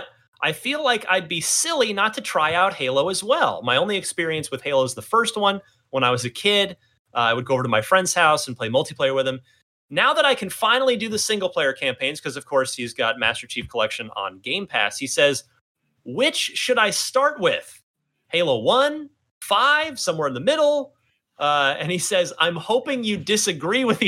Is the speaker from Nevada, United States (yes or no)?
no; New Jersey, United States; in New Jersey, my home state